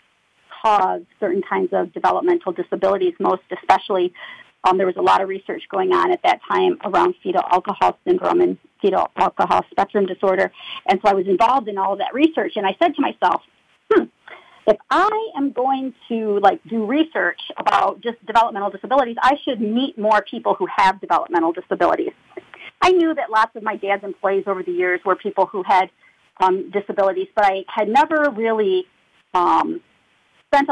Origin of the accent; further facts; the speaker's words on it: Saginaw, Michigan, United States; I was born and raised in Saginaw, Michigan, just north of Flint.